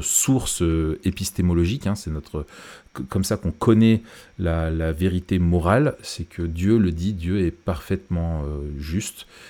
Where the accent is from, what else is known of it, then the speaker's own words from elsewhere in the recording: France; chez nous en France, dans notre pays